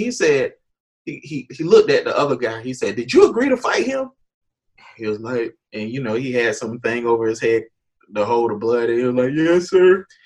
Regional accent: Jacksonville, Florida, United States; moved away as an adult; also born or lived in Nashville; born, raised Jacksonville. Um, saved in Jacksonville, high school, middle school, everything.

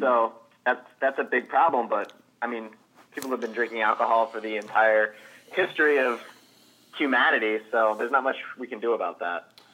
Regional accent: New York, United States; I am from New York.

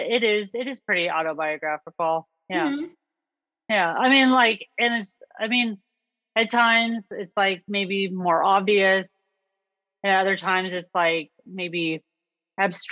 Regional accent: Los Angeles, California, United States; my hometown, which is

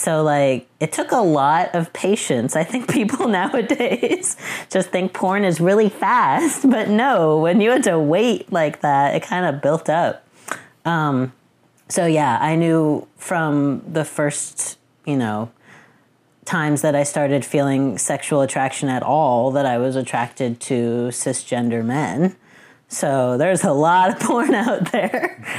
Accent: Boston, Massachusetts, United States; I'm 35 and I'm from Boston.

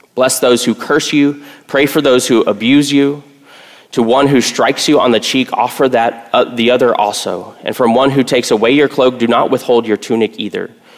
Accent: Texas, United States; I grew up in Texas

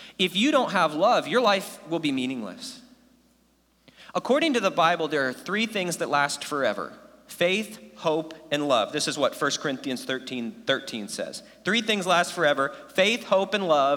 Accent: United States; first language English; I was born in America, and I took like infinity years of Spanish, and I still only speak English

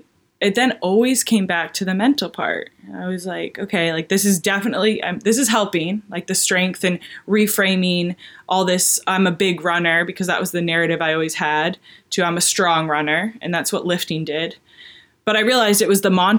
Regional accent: New Hampshire, United States; moved away as an adult; also born or lived in Durham, North Carolina; I'm from a really small town in New Hampshire.

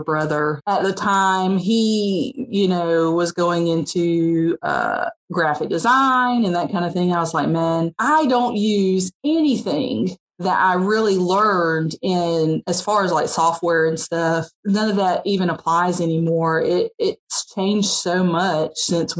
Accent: Montgomery, Alabama, United States; also born or lived in Birmingham area, Alabama; now in Birmingham, United States; I'm originally from Montgomery. And so for me, I've only been here about 10 years

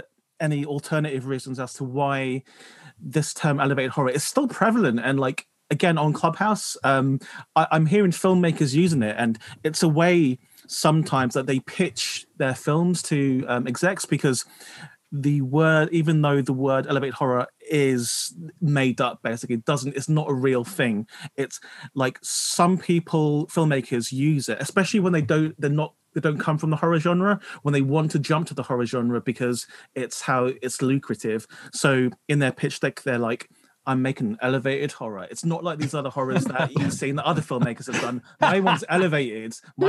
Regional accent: United Kingdom; You guys know I'm British, right?

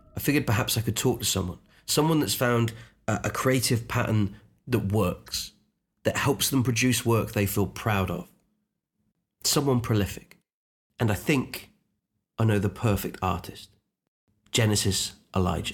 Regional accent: Unst, Shetland Islands, Scotland, United Kingdom; I grew up on a tiny island called Unst. It's actually the most northern island in the whole of the UK. It's north of Scotland, part of the Shetland Islands

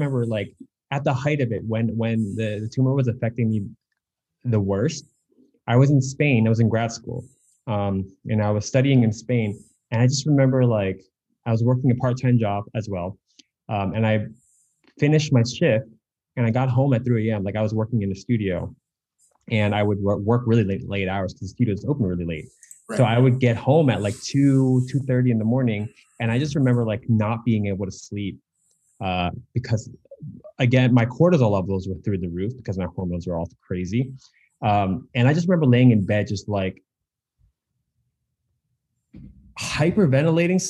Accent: United States; I'm Asian American

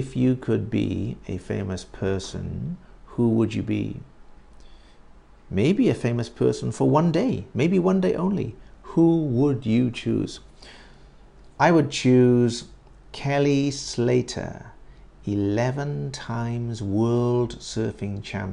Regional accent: United Kingdom; I'm not American. I am British.

